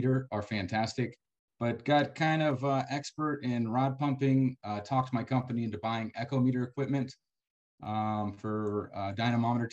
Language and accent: English; San Antonio, Texas, United States; moved away as an adult; now in West Texas, United States; I'm from San Antonio, but came out here